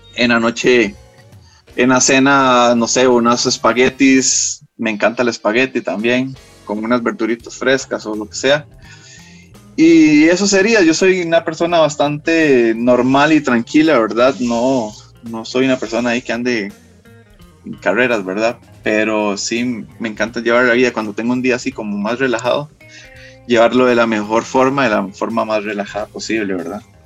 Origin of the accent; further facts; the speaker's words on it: Costa Rica; nosotros en Costa Rica